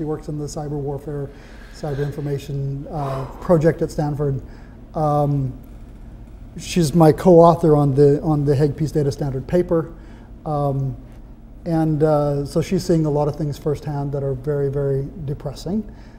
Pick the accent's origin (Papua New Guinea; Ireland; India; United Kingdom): Papua New Guinea; I was raised in Papua New Guinea, where we have more than 800 completely different cultures, languages, ways to be a good human being